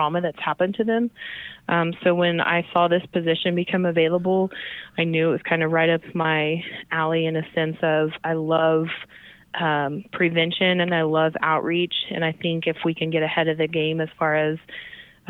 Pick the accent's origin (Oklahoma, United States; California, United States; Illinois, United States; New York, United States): Oklahoma, United States; Tulsa; moved away as an adult; now in Oklahoma City, United States; So I am a native Tulsan. So I am originally from Tulsa, Oklahoma.